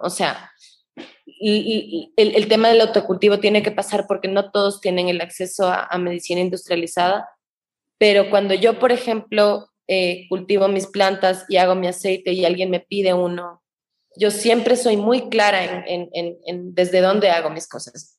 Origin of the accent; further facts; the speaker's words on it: Ecuador; todos los problemas que sufrimos de salud como ecuatorianos